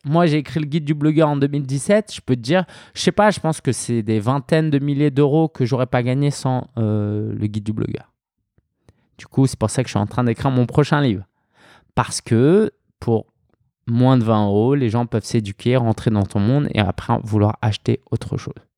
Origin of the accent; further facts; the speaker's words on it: France; je suis français, je suis né en France, d'origine chinoise, mes parents étaient chinois.